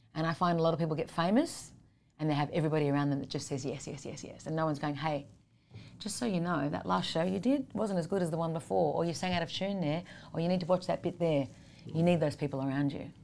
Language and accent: English; Sydney, New South Wales, Australia; I grew up in Sydney, Australia.